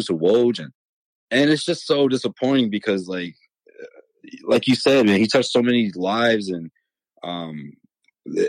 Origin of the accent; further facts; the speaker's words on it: Boston, Massachusetts, United States; we grew up, you know, Hyde Park, Mattapan area